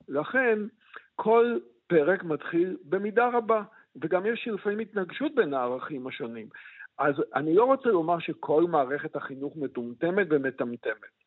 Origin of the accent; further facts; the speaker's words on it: Israel; כל מי שגדל בארץ, נניח, אני גדלתי בבית, אמנם חיוני אדוק